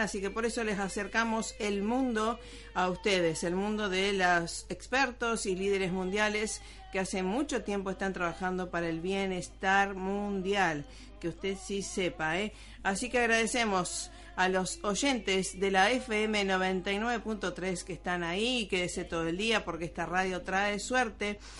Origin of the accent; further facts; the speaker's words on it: Rosario, Santa Fe, Argentina; moved away; allá en Rosario, mi Rosario natal